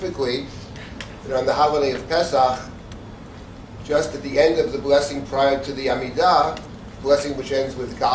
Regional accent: New York City, New York, United States; I grew up in the Jackson Heights, Queens

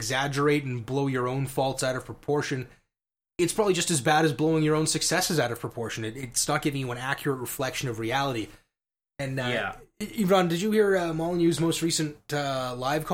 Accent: Scotland, United Kingdom; as a Scotsman

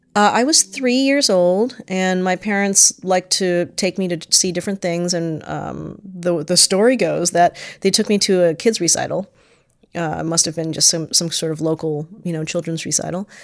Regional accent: Stamford, Connecticut, United States; I was born in Stamford, Connecticut.

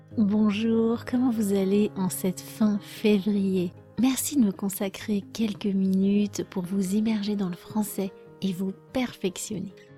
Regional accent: France; je suis française

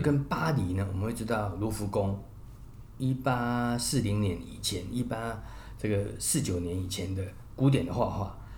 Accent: Taiwan; 我们台湾人非常非常的熟悉这样

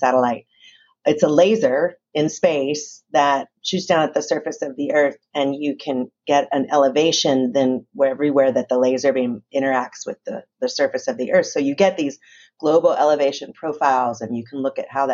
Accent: Newton, Kansas, United States; I grew up in Newton, Kansas

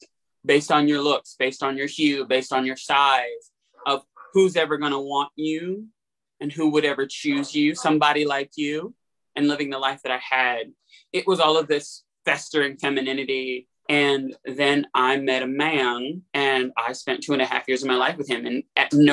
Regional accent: Atlanta, Georgia, United States; moved away as an adult; also born or lived in Pittsburgh; Because I'm from Atlanta, and you know, you live on the south side, the west side of Atlanta

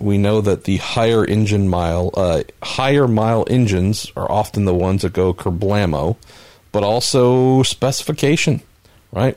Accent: California, United States; I'm Californian

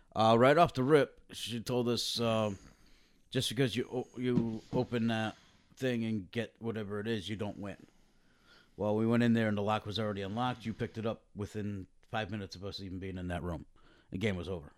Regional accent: Connecticut, United States; we're from Connecticut

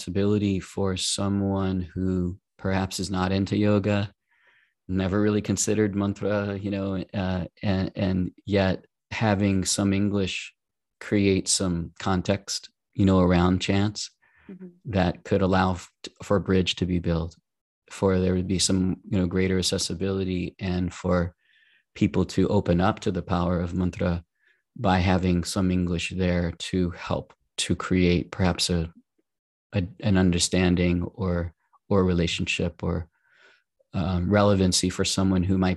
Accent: New Orleans, Louisiana, United States; I'm from New Orleans

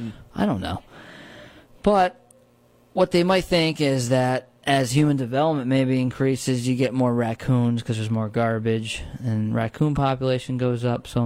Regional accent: Shawangunk Ridge, New York, United States; where I grew up on the Shangham Ridge

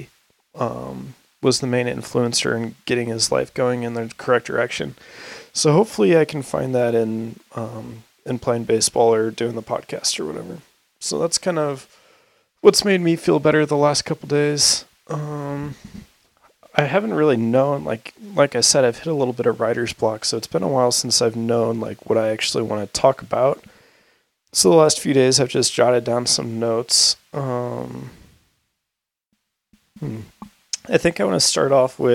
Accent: St. Louis, Missouri, United States; now in Boise, United States; I went back to St. Louis, because I was with all my hometown friends

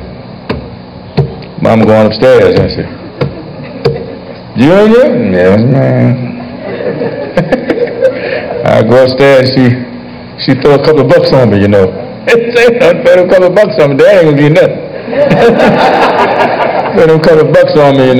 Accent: Washington, District of Columbia, United States; I was born and raised right here in Southwest Washington

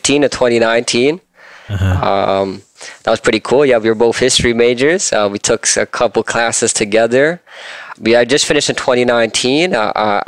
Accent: Austria; also born or lived in Scarborough, Ontario / Markham, Ontario / Pickering, Ontario / Georgina, Ontario; now in Canada; I grew up in Austria. I came here as an immigrant. I lived in various parts of Scarborough, Markham, Pickering

